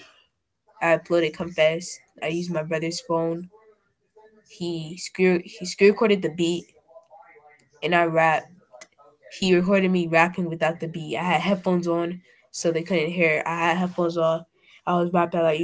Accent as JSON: {"language": "English", "region": "Maryland", "country": "United States", "tie": "born or raised there", "said": "I'm not really Nigerian. My parents are Nigerian. But I was born in Maryland"}